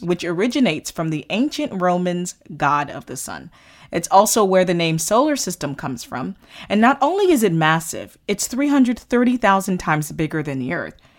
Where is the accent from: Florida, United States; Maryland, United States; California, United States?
Florida, United States; Florida and the Caribbean, United States; growing up in Florida and in the Caribbean